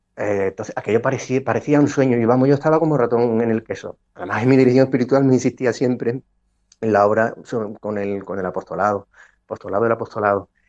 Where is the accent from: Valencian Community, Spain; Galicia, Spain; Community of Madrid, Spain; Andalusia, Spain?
Andalusia, Spain; Cádiz; moved away as an adult; also born or lived in Ávila; Yo hice la carrera de, medicina en Cádiz, pero la especialidad la hice en Ávila, eh, no pudiendo coger plaza en mi tierra